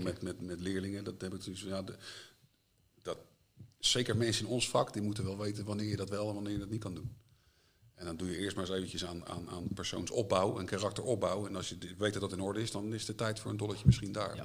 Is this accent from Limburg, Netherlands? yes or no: no; Leiden, South Holland, Netherlands; ik ben geboren en getogen in Leiden.